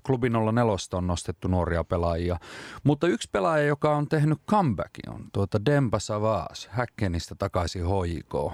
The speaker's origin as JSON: {"language": "Finnish", "town": "Rovaniemi", "region": "Lapland", "country": "Finland", "tie": "born or raised there", "said": "kotikaupunkini ylpeys Robson"}